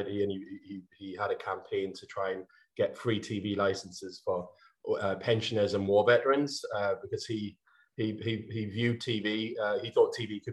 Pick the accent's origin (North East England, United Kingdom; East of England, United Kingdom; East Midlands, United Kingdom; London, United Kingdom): North East England, United Kingdom; North Shields; my hometown, which is North Shields